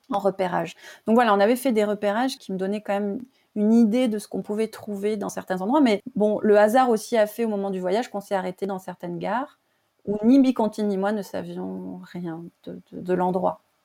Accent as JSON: {"language": "French", "country": "France", "also_born_or_lived": "Burkina Faso", "said": "je suis rentrée chez moi en France."}